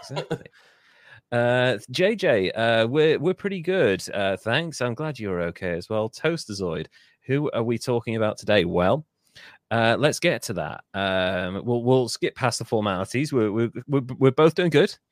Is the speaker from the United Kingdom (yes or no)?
yes; Wales, United Kingdom; as a Welshman